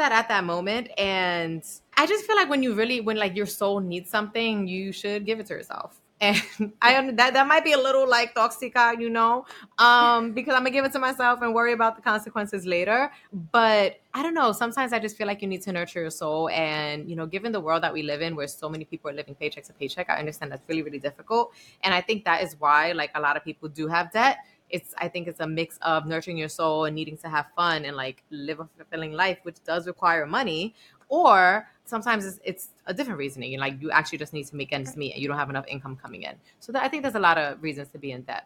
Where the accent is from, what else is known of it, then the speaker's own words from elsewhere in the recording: New York City, New York, United States; I'm like from the Bronx and I went to Barnard